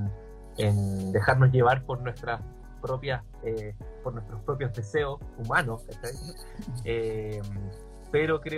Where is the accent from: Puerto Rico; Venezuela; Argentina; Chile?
Chile; Coyhaique, Aysén; Yo que soy de Coyhaique lo cacho